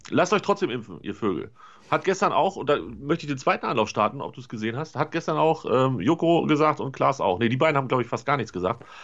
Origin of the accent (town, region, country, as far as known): North Rhine-Westphalia, Germany